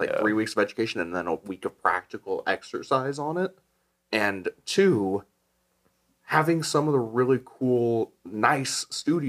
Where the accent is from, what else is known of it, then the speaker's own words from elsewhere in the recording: Chandler, Arizona, United States; I'm actually born and raised in Chandler, Arizona